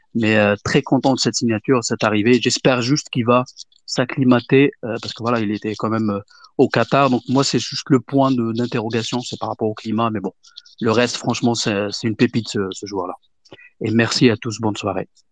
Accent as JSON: {"language": "French", "country": "Algeria", "said": "je suis algérien"}